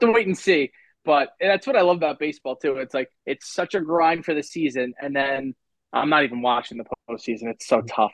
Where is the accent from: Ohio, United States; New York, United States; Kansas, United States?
New York, United States; Long Island; I'm from Long Island, so I have to commute